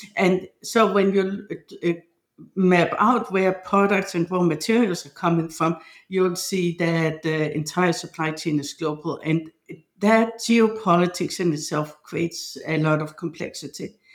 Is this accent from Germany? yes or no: no; Denmark; moved away; I'm from Denmark